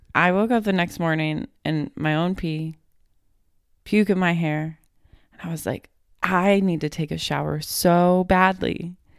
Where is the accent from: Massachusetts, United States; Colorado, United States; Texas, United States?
Colorado, United States; Fort Collins; moved away as an adult; now in Florida, United States; I grew up in Fort Collins.